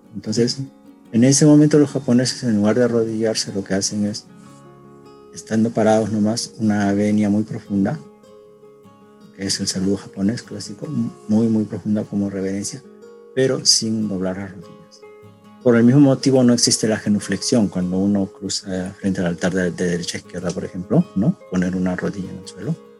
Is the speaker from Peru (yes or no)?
yes; Peru; now in Japan; que en su mayoría somos peruanos